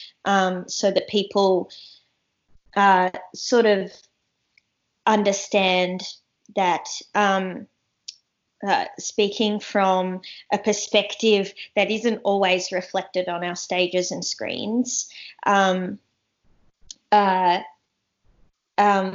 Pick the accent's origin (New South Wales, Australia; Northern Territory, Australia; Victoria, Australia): Northern Territory, Australia; Darwin; moved away as an adult; also born or lived in Kakadu; now in Sydney, Australia; I grew up in I grew up in Darwin, and I grew up in Kakadu.